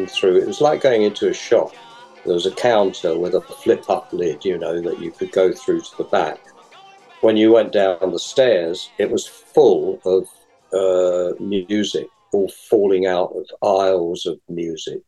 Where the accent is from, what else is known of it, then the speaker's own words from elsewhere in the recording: London, United Kingdom; I'm from London